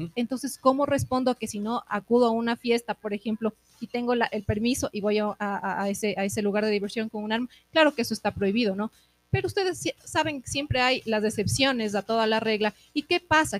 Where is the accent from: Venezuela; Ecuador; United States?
Ecuador; somos todos ecuatorianos, estamos dentro de un país